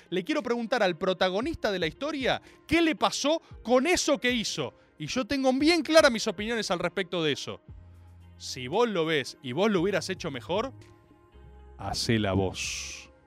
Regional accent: Argentina; esto lo digo como argentino

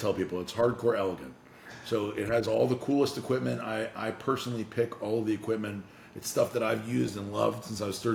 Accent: New Orleans, Louisiana, United States; now in Boca Raton, United States; Growing up in New Orleans, Louisiana

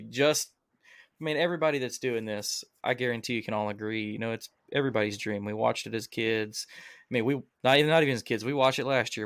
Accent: Alabama, United States; I'm from Alabama.

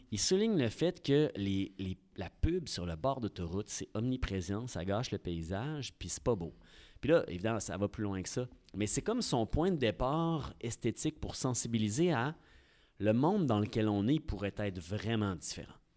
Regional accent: Quebec City, Quebec, Canada; also born or lived in Lévis; je suis, un gars de Québec. J'ai grandi à Sainte-Foy, dans le quartier Sainte-Ursule. Et euh, j'ai toujours été à Québec

